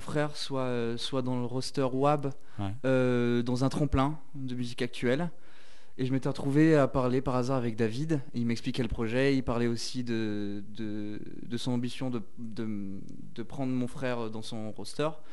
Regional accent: Saint-Étienne, Auvergne-Rhône-Alpes, France; je suis stéphanois

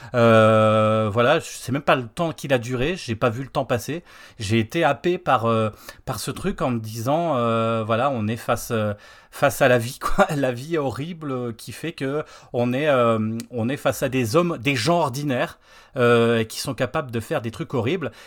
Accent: Lorraine, Grand Est, France; on est Lorrain

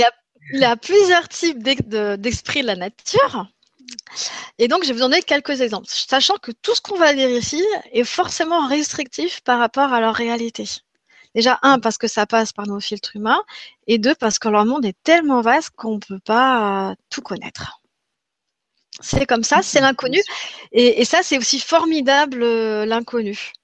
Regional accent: Grenoble, Auvergne-Rhône-Alpes, France; je suis grenobloise, et eh ben, j'ai grandi en partie en montagne

